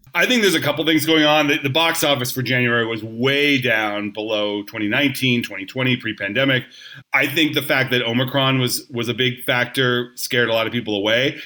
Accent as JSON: {"language": "English", "area": "Orange County", "region": "Southern California", "country": "United States", "tie": "born or raised there", "said": "I grew up in Southern California. I was a Rams fan when I was a, a kid. Even you know, I was in Orange County"}